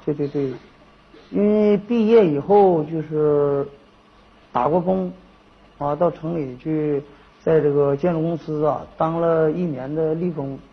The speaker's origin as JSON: {"language": "Chinese", "town": "Sanchahe", "country": "China", "tie": "born or raised there", "also_born_or_lived": "Liaoning", "moved": "yes", "said": "我们家乡那边那个镇子"}